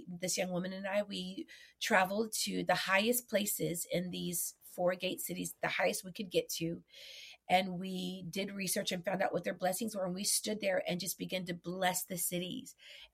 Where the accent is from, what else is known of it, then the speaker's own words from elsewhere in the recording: Texas, United States; I'm Mexican. I'm from Texas